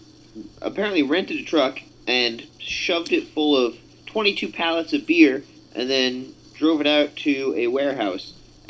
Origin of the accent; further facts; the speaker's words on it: Vermont, United States; I also grew up in Vermont